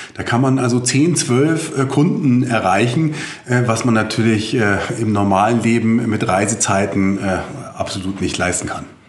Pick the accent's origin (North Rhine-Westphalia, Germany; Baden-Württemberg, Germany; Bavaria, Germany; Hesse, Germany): Bavaria, Germany; bei uns in Bayern